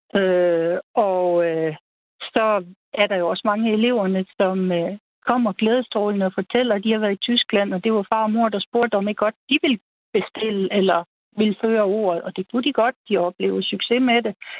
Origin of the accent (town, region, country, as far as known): the West Coast, West Jutland, Denmark; born or raised there